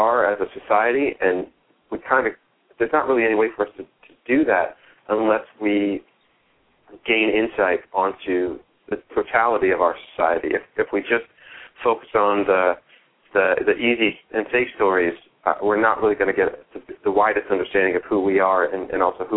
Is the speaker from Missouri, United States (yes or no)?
no; Philadelphia, Pennsylvania, United States; as a Philadelphian